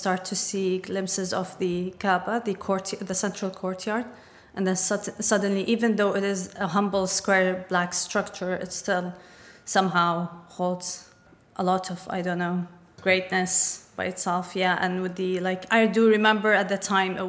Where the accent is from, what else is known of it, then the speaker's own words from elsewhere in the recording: Dubai, United Arab Emirates; I grew up in Dubai, which is not that far away from Saudi Arabia